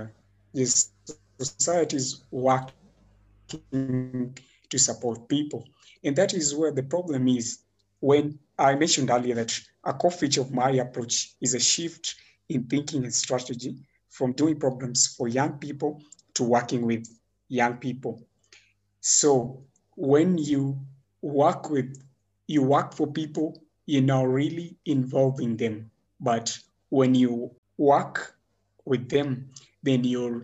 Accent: Nairobi, Kenya; I grew up in Makuru, which is an urban slum located in Nairobi

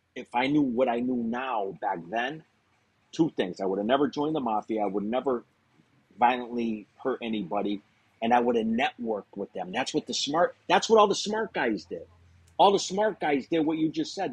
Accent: Springfield, Massachusetts, United States; I'm from Springfield, Massachusetts, um, small city

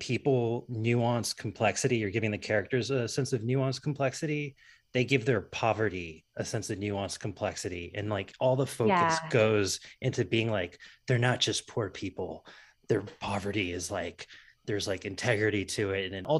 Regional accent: Loxahatchee, Florida, United States; I'm from a town called Loxahatchee, Florida.

